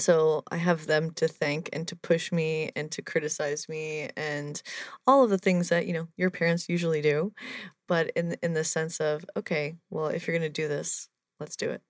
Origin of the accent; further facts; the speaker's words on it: New Jersey, United States; I'm from New Jersey